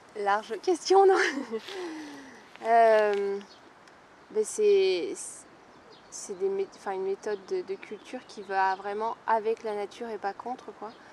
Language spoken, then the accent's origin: French; Vosges, Grand Est, France; now in Brittany, France; je viens des Vosges, il y a de la forêt partout